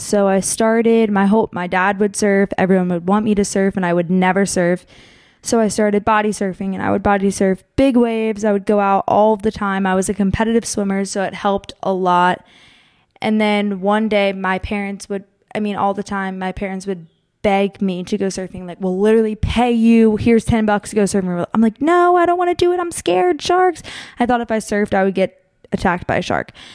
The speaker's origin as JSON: {"language": "English", "region": "Pennsylvania", "country": "United States", "tie": "born or raised there", "also_born_or_lived": "Monmouth Beach, New Jersey", "moved": "yes", "said": "I grew up in Pennsylvania"}